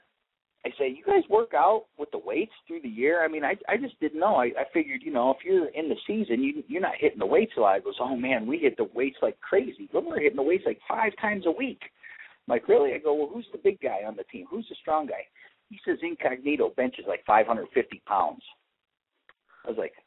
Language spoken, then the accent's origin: English; Toledo, Ohio, United States; Half my friends growing up in Toledo root for Michigan